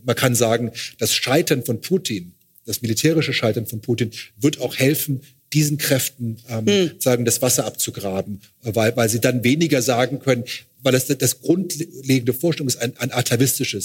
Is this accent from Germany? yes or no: no; Luxembourg; aus Luxemburg, wo ich herkomme